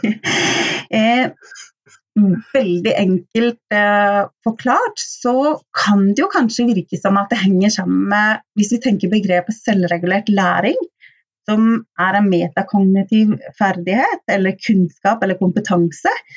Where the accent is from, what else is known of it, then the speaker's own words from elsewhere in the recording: Oslo, Norway; moved away as an adult; now in Stavanger, Norway; så kommer jeg opprinnelig fra Oslo